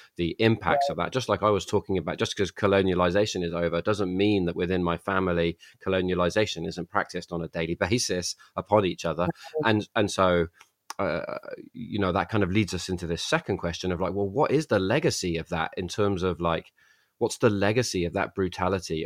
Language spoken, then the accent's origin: English; England, United Kingdom; I grew up touching stones that were put there ten thousand years ago and um, you know, uh, so uh, and that was a formative part of being a young kid growing up in England